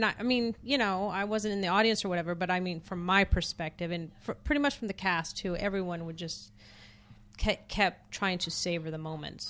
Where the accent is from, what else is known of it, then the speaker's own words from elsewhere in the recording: Oklahoma, United States; also born or lived in Montana; he asked me where I was from, and I told him I was from Oklahoma and Montana.